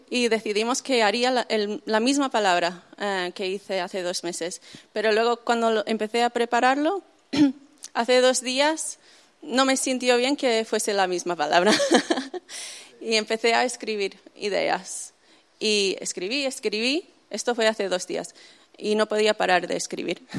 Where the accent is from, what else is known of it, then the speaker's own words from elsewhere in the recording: Zaragoza, Aragon, Spain; accent: Spain; also born or lived in United States; Eh, y me crié ahí en España, en Zaragoza, para los que lo conocen.